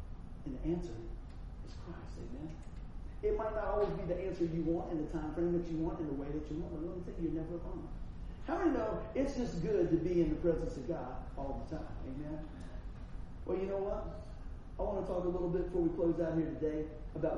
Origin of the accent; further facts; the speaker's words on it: Buffalo, New York, United States; accent: Buffalo; Still sound like I was from Buffalo